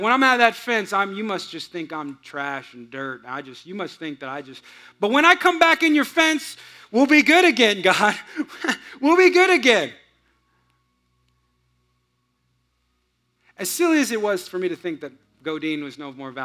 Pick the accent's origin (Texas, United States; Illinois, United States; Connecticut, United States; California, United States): California, United States; Bay Area; moved away; I grew up in California, but I grew up in kind of the hills of California